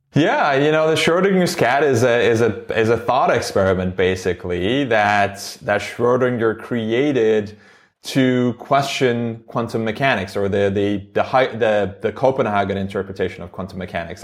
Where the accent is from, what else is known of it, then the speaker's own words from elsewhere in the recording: Istanbul, Turkey; English is a second language; moved away as an adult; now in United States; I grew up in Istanbul, Turkey.